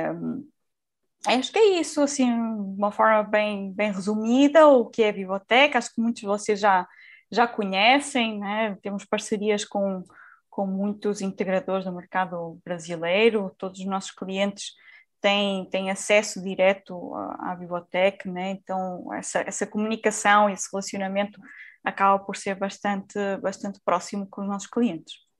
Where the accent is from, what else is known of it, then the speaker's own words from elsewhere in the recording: Portugal; accent: Portuguese; Eu atualmente vivo em, em, Portugal, como já devem ter notado também pelo meu sotaque, eu sou, sou de Portugal